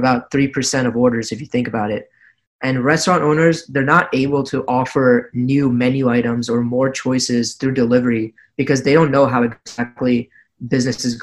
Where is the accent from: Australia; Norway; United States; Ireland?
United States; New Jersey; I'm also from New Jersey